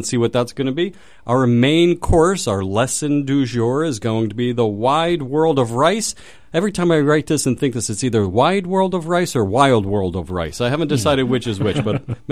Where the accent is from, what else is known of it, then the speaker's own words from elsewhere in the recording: Pittsburgh, Pennsylvania, United States; I'm from Pittsburgh